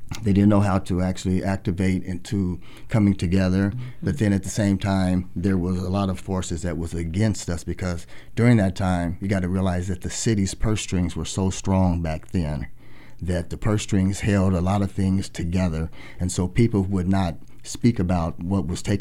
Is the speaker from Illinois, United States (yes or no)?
no; Portland, Oregon, United States; born or raised there